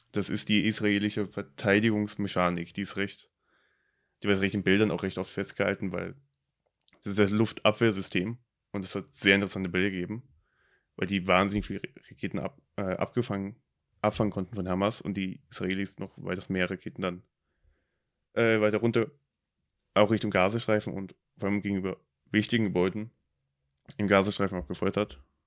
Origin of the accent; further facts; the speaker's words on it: Germany; für mich als Deutscher